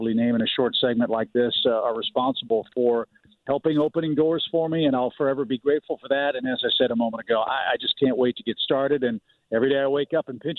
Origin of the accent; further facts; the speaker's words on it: St. Louis, Missouri, United States; moved away as an adult; also born or lived in Orlando / Seattle / Chicago / Atlanta; as a kid growing up in West County in St. Louis